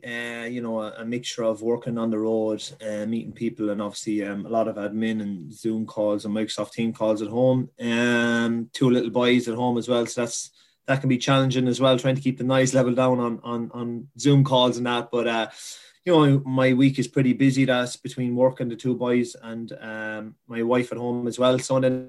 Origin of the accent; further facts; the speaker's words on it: Kilkenny, Leinster, Ireland; I'm from James Stevens, which is a parish in Kilkenny, and it's nicknamed a village, but it's actually not a village at all. It's in the town. So I'm only living a 10-minute walk from Kilkenny City